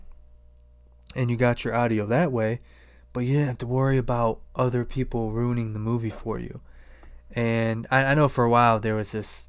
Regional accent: Akron, Ohio, United States; I grew up in Akron

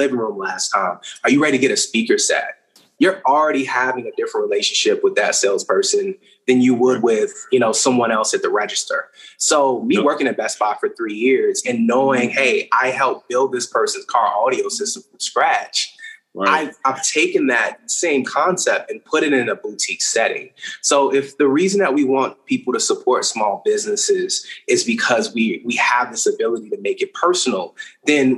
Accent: Richmond, Virginia, United States; now in Charlotte, United States; I'm from Richmond, Virginia

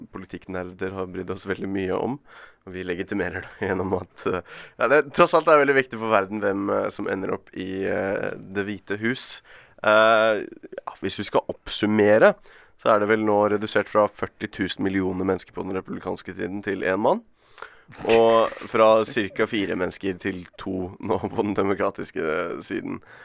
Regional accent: Bergen, Vestland, Norway; Som bergenser

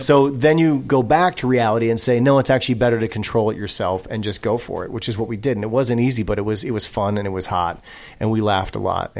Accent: Racine, Wisconsin, United States; now in Los Angeles, United States; I grew up in Racine, Wisconsin.

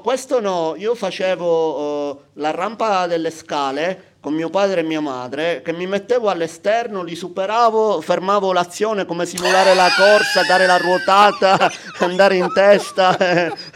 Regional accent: Palermo, Sicily, Italy; Casa mia è di fronte all'ippodromo a Palermo

